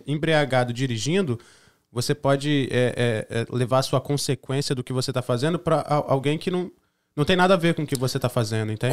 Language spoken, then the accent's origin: Portuguese; Espírito Santo, Brazil; now in United States; A gente é do Espírito Santo